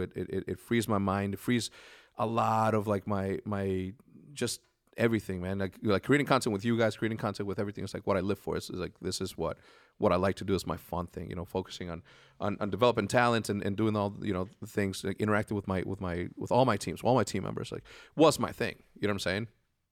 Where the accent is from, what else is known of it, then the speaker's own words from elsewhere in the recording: Juarez, Chihuahua, Mexico; I want to go back and redo the school that I grew up in Juarez, Mexico.